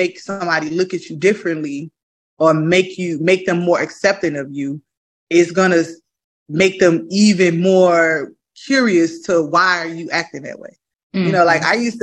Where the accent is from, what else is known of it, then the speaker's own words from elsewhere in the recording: Chicago, Illinois, United States; I'm from the south side of Chicago. I'm from the Ada B. Wells Project, born and raised.